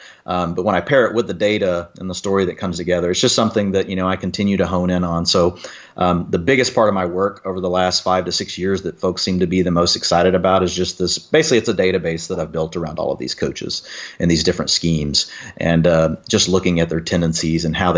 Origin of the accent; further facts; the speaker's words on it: Texas, United States; I'm a Texan. I was raised loving football.